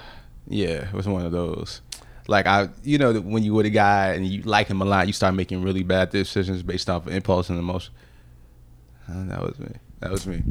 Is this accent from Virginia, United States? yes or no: yes; Virginia Beach, Virginia, United States; years of growing up in Virginia, and, like, my whole entire childhood